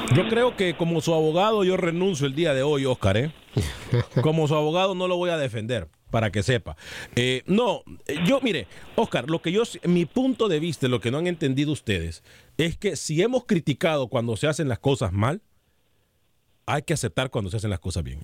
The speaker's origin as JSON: {"language": "Spanish", "country": "Honduras", "said": "Yo soy hondureño"}